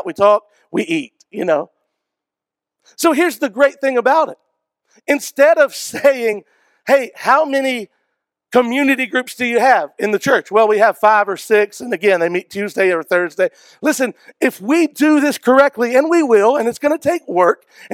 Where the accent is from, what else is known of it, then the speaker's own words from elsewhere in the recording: Georgia, United States; now in Travelers Rest, United States; I grew up in Georgia